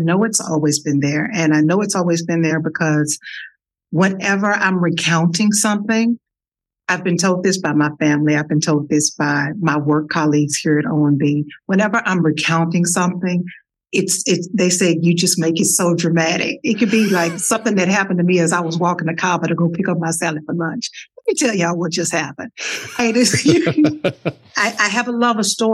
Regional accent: Dallas, Texas, United States; accent: Texas; moved away; also born or lived in Washington, District of Columbia, United States; this girl from Dallas, Texas, with a Texas accent that I'm sure you all can hear

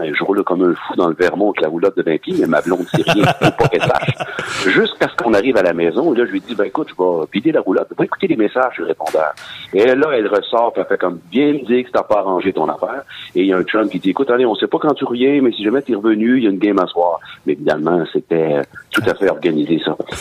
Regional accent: Sorel, Quebec, Canada; moved away as an adult; je suis originaire de Sorel

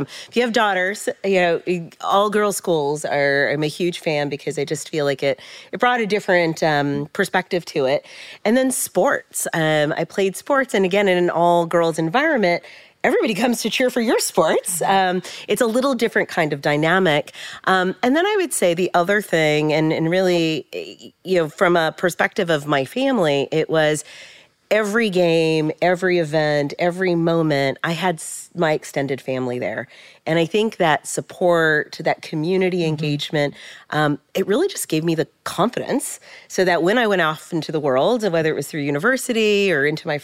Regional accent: San Jose, California, United States; I grew up in San Jose, California

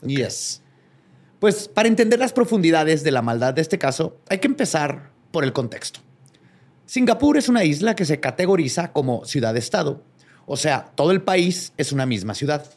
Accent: Mexico; como mexicanos

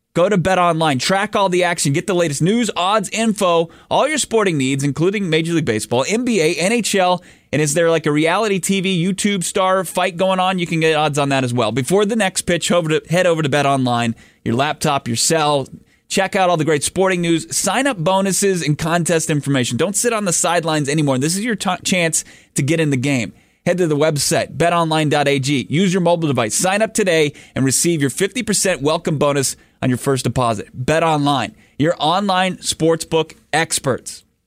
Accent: Washington, District of Columbia, United States; now in Arizona, United States; I am a, a transplant, so I grew up on the East Coast in, in the Washington, D C area

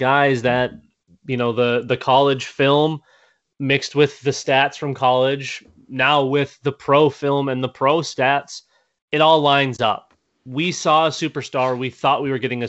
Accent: Minnesota, United States; I am from Minnesota

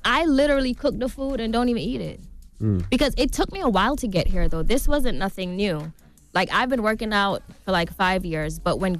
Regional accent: Saint Thomas, Jamaica; Growing up in Jamaica, I witnessed my dad being murdered.

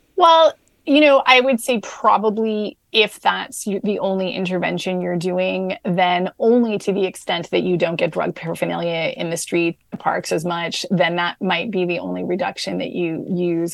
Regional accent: Canada; I'm a Canadian. I work for the New York Times, but I'm based in Canada

